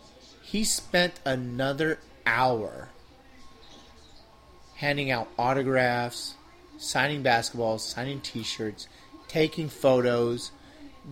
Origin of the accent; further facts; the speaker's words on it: San Diego, California, United States; I'm born and raised in San Diego